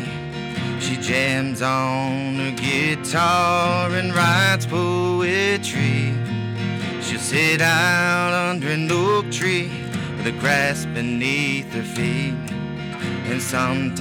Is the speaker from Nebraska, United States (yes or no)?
no; Haines City, Florida, United States; also born or lived in Miami, Florida / Los Angeles; I was born in Miami, but I was raised in Haines City.